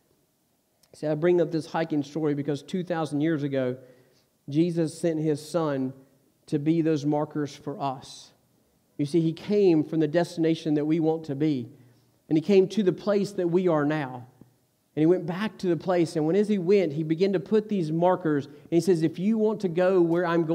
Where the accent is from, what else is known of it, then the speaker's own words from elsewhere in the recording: Stokes County, North Carolina, United States; I grew up in Stokes County